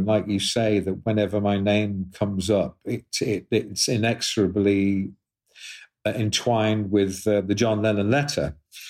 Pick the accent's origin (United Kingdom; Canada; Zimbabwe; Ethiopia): United Kingdom; Liverpool, North West England; born there; that article mentions the fact that I was born in Liverpool.